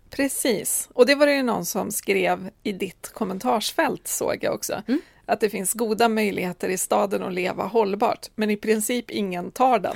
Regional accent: Timrå, Västernorrland County, Sweden; now in Stockholm area, Sweden; Jag är uppvuxen i Timrå kommun som är en liten kommun som ligger eh, granne med Sundsvalls kommun.

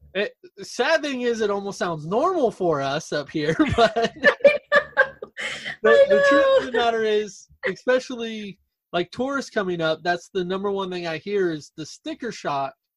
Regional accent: West Texas, United States; now in Sitka, United States; me and my wife, we came up to Alaska originally from uh, West Texas

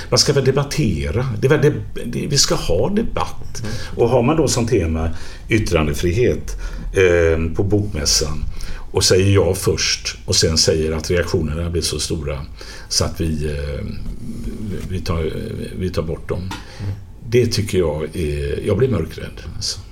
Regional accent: Gothenburg, Västra Götaland, Sweden; accent: göteborgska; alla hör ju att jag är från Göteborg

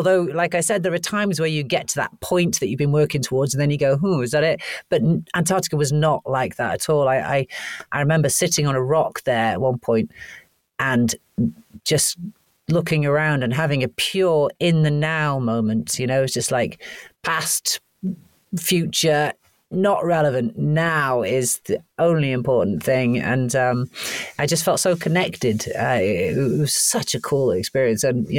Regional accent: Canada; born there; because I was born in Canada, thankfully they couldn't throw me out.

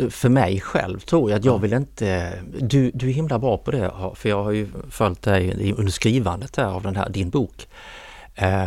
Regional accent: Kristianstad, Skåne, Sweden; moved away as an adult; now in Stockholm, Sweden; Jag är från Kristianstad. Jag hade varit ett par ut, år utomlands

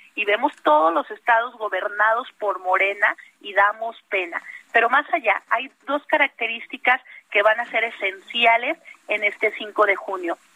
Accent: Mexico

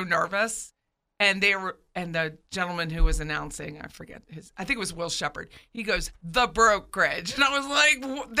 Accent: Pennsylvania, United States; now in Florida, United States; I don't care if he's from my home state.

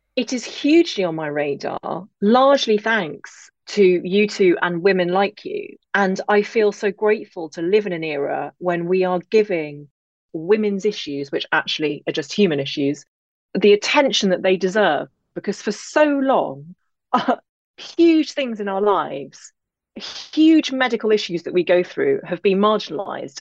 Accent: England, United Kingdom; accent: English; also born or lived in Derry, Northern Ireland; I am English, as you can hear, but I actually grew up in Northern Ireland, just outside Derry. But I never lost my accent.

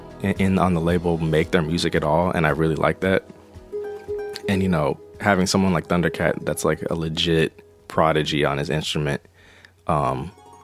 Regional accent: California, United States; moved away; I grew up in California

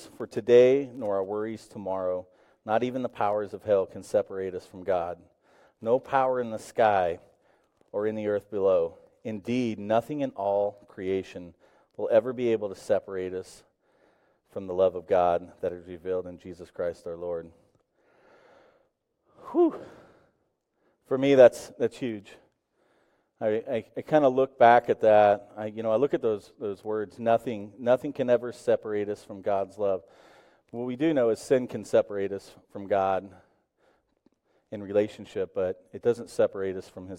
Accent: Tulsa, Oklahoma, United States; I grew up in Tulsa, Oklahoma

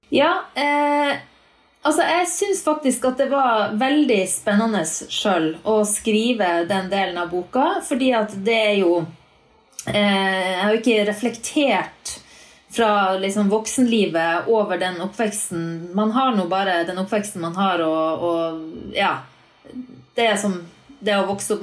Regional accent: Northern Norway, Norway; moved away; For meg som nordlending

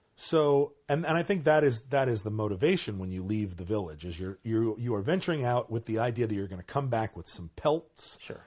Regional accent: Alaska, United States; I grew up in Alaska

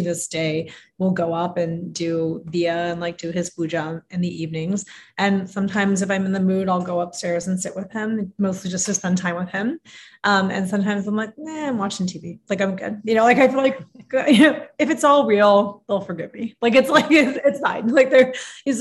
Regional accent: United States; especially as a first generation immigrant, I grew up in the States

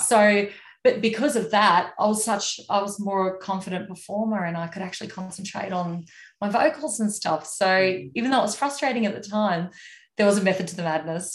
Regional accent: Moranbah, Queensland, Australia; town that I grew up in in Moranbah

